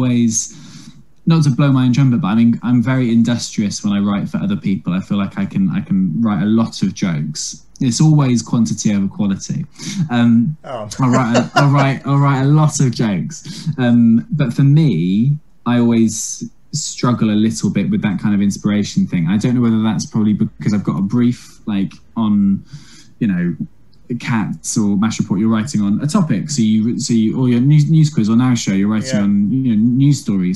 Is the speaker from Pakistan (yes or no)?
no; Wales, United Kingdom; I'm from Wales.